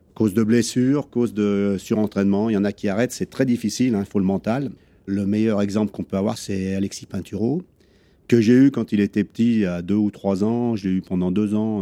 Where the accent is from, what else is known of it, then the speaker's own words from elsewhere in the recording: Chambéry, Auvergne-Rhône-Alpes, France; moved away as an adult; now in Courchevel, France; je suis né en 1959 à Chambéry. Je suis resté pendant à peu près 24 euh, ans sur Chambéry à faire des études